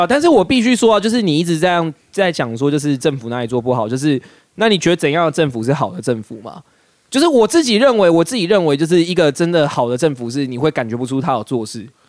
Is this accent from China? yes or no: no; Kaohsiung, Taiwan; 我们来到了高雄，啊，我的故乡